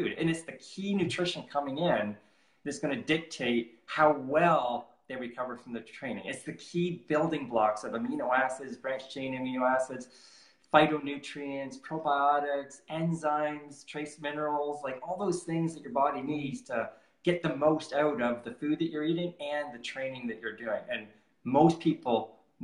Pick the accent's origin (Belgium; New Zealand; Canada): Canada; I'm from Canada